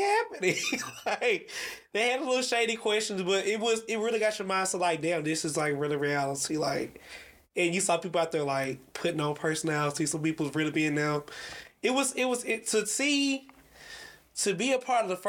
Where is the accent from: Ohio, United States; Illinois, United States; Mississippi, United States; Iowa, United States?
Mississippi, United States; Gulfport; moved away as an adult; now in Atlanta, United States; I'm from Gulfport.